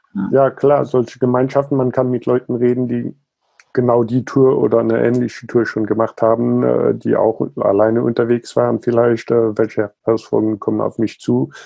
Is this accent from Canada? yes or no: no; Luxembourg; also born or lived in South Africa; Also geboren und aufgewachsen bin ich in Südafrika und Luxemburg.